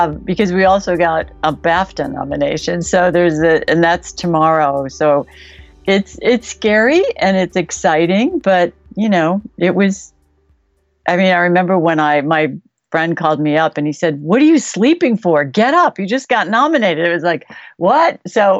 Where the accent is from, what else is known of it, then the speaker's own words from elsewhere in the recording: Chicago, Illinois, United States; now in California, United States; I grew up in Chicago